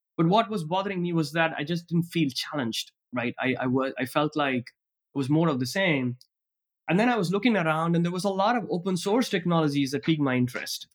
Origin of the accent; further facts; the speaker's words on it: Tiruchirappalli, Tamil Nadu, India; moved away; I grew up in Trichy, back in the state of Tamil Nadu in India